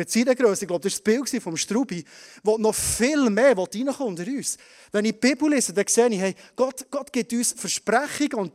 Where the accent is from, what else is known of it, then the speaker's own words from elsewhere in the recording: Bern, Switzerland; Wir als Berner Oberländer, wir nicht verschwenden.